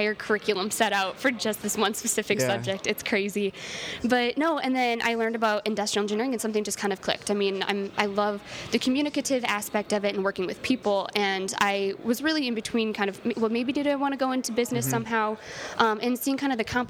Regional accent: Lisbon, Iowa, United States; I am originally from the Cedar Rapids area in Iowa. I'm from a small town called Lisbon, Iowa.

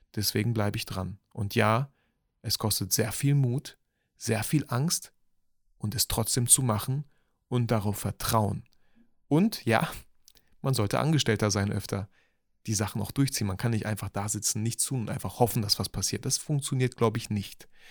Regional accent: Bielefeld, North Rhine-Westphalia, Germany; Ich komme auch aus Bielefeld

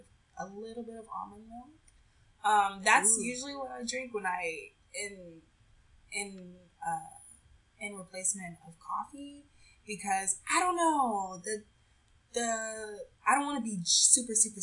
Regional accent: Texas, United States; moved away; I'm from Texas

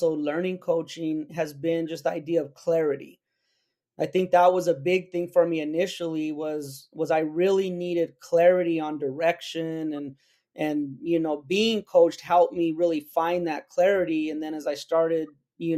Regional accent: New Mexico, United States; my home state of New Mexico

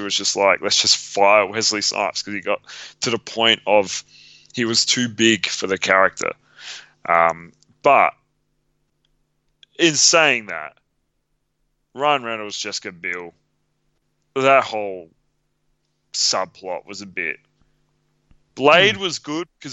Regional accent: Australia; I'm Australian

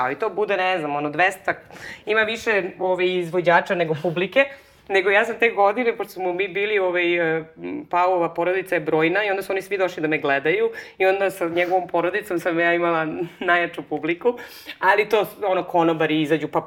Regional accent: Belgrade, Serbia; moved away as an adult; now in Barcelona, Spain; ja sam iz Beograda, Znaš, kao je, ovaj, nemojte brinete što ne znate da je Srbija, ne zna ni porodica mog muža

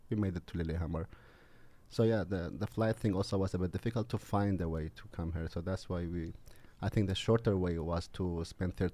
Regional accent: Kurdistan Region, Iraq

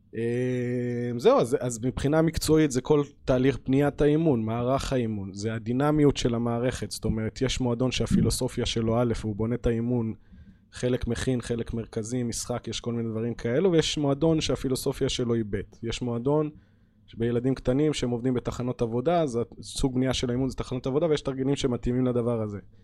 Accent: Hadera, Haifa District, Israel; אני בתור ילד ששיחק כדורגל בחדרה בשכונה

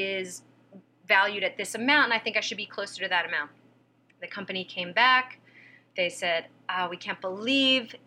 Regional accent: Pennsylvania, United States; moved away; I'm from Pennsylvania. I wasn't raised with any kind of concept of the entertainment industry

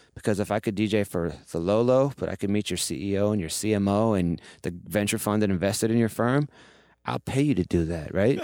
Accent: Ohio, United States; moved away as an adult; now in New York, United States; I'm from Ohio originally

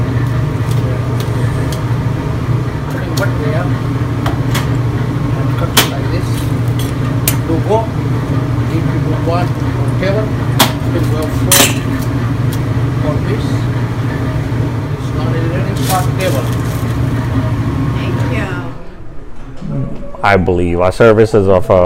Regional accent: India; moved away; I'm originally from India.

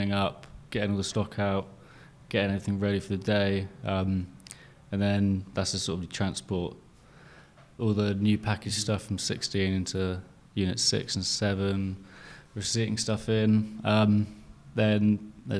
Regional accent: Penzance, South West England, United Kingdom; moved away as an adult; now in London, United Kingdom; Born and raised in Penzance, PZ

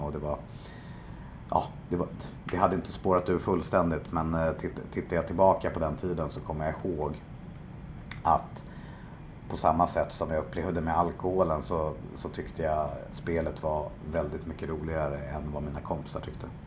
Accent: Stockholm, Stockholm County, Sweden; jag är eh, uppvuxen i eh, Bromma i mm. Stockholm

